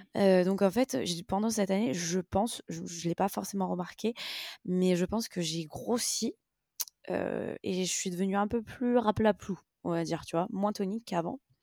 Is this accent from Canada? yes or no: no; France; nous en tant que Français